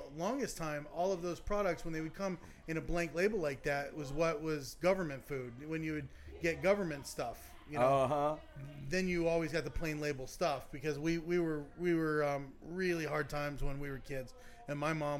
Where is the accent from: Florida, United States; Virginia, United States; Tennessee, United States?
Tennessee, United States; Luttrell; accent: Southern; we were closer to Knoxville.